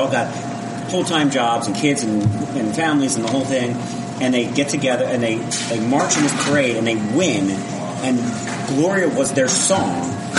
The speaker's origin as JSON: {"language": "English", "area": "Philadelphia suburbs", "region": "Pennsylvania", "country": "United States", "said": "I'm from Philadelphia suburbs."}